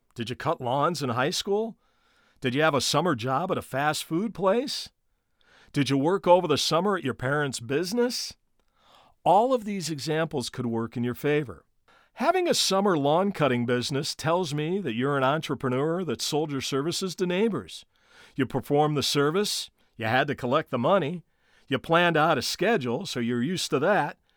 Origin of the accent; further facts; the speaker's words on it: Gary, Indiana, United States; my hometown team, the Gary South Shore Railcats.